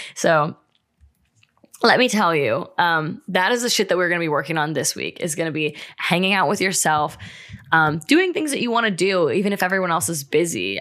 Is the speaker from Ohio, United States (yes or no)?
yes; Ohio, United States; moved away as an adult; now in California, United States; I'm from Ohio, we just moved to California